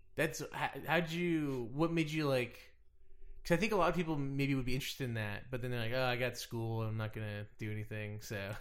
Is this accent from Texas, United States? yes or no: yes; Dallas, Texas, United States; now in Los Angeles, United States; I'm from Dallas